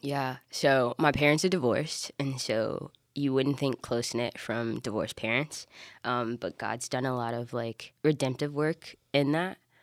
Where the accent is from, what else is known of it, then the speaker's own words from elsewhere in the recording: Alabama, United States; I'm from Alabama.